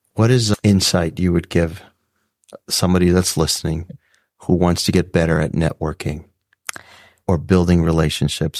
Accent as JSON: {"language": "English", "region": "South Texas", "country": "United States", "tie": "born or raised there", "said": "growing up in South Texas, first to go to college"}